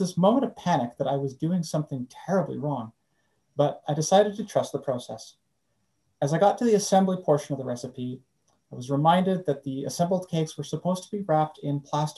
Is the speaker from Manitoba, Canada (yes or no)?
yes; Winnipeg, Manitoba, Canada; As a fourth generation Canadian growing up in Winnipeg